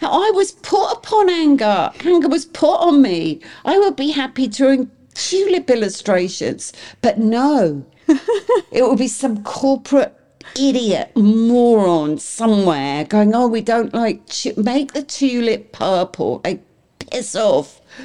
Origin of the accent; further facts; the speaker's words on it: England, United Kingdom; now in United States; I'm English